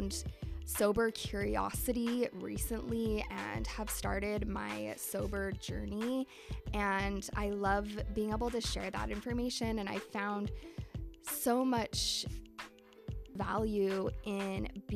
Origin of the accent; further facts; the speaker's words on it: Salt Lake City, Utah, United States; I grew up in Salt Lake City, Utah